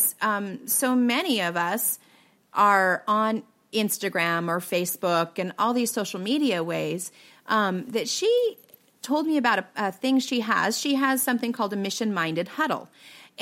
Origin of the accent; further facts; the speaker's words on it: Pacific Northwest, United States; I'm from the Pacific Northwest